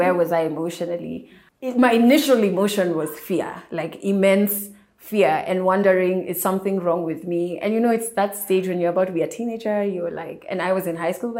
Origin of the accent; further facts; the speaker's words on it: Kenya; I am a Kenyan media personality